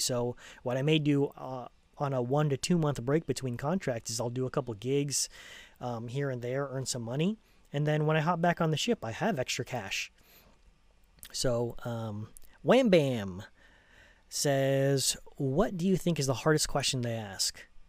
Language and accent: English; United States; also born or lived in Los Angeles County, California; I'm American